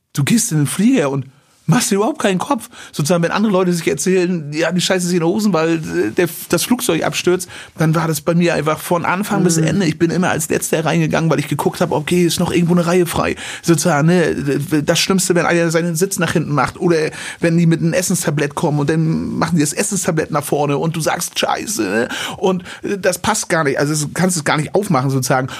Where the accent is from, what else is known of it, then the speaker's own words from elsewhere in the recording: Western Pomerania, Mecklenburg-Vorpommern, Germany; ich wachse in Vorpommern